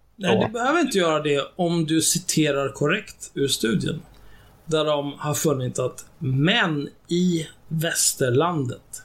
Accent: Sweden; jag är född och uppvuxen i Sverige

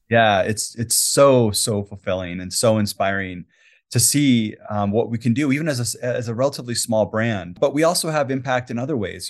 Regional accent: Quito, Pichincha, Ecuador; also born or lived in Latin America; now in Salt Lake City, United States; I grew up in Ecuador, and I lived in the capital city, Quito

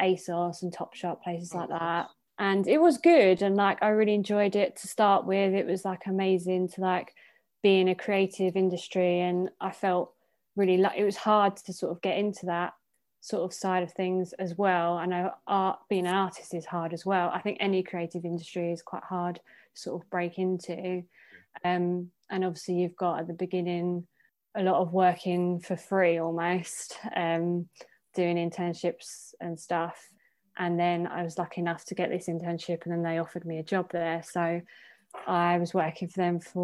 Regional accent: Essex, East of England, United Kingdom; growing up in Essex

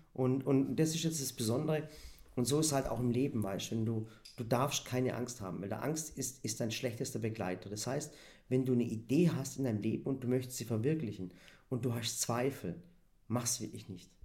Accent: Swabia, Baden-Württemberg, Germany; weil ich ja selber Schwabe bin, war ich auch noch für die Schwaben

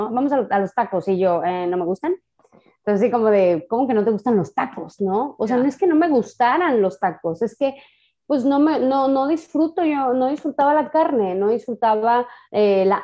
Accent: Mexico; O sea, imagínate siendo mexicana que no te gusten los tacos.

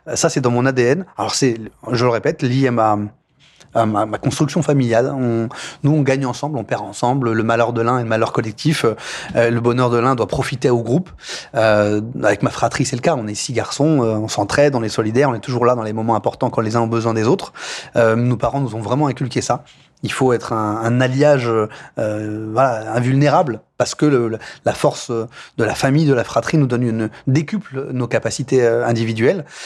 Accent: Poissy, Île-de-France, France; Je suis né ici, à, à l'hôpital de Poissy. J'ai grandi dans l'école de la République

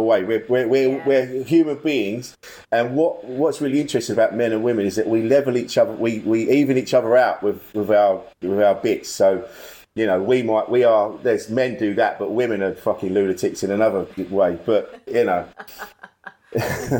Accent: Orpington, South East England, United Kingdom; accent: estuary; now in West Ham, United Kingdom; I'm from Orpington in Kent.

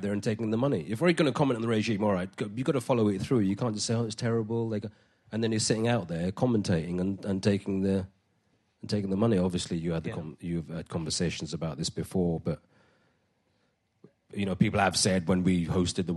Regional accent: London, United Kingdom; I'm Indian of heritage, but born in London. I'm a North London working-class man, boy then

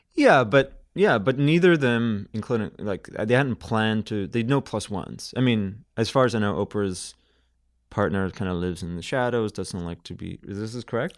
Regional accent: Belfast, Northern Ireland, United Kingdom; moved away as an adult; now in Canada; I come from Belfast, which is a Victorian town

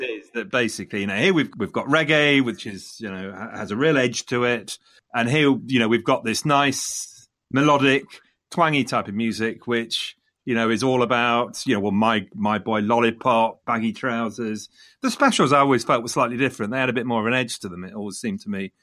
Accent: Leicester, East Midlands, United Kingdom; coming from Leicester, Leicester being my hometown

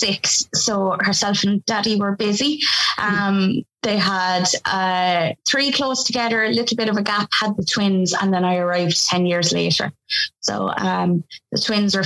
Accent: Kilkenny, Leinster, Ireland; I come from Kilkenny.

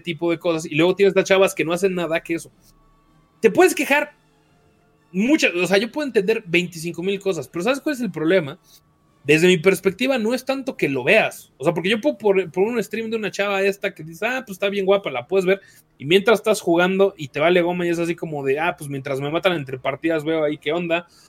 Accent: Mexico City, Mexico; Yo soy del DF, no soy de Monterrey

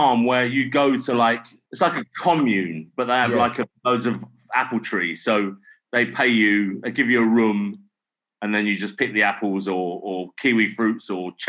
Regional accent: Dagenham, London, United Kingdom; now in Twickenham, United Kingdom; I'm from Essex. I'm from Dagenham.

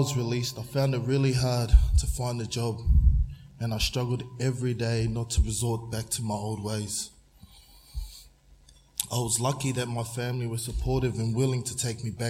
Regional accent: Shepparton, Victoria, Australia; also born or lived in Brisbane, Australia; I grew up in Shepparton

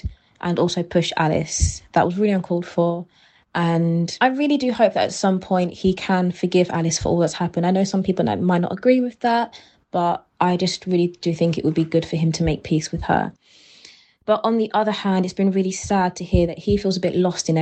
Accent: Kent, South East England, United Kingdom; I'm from Kent

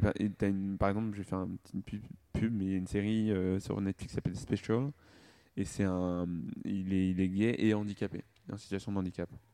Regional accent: Rwanda; je suis rwandais

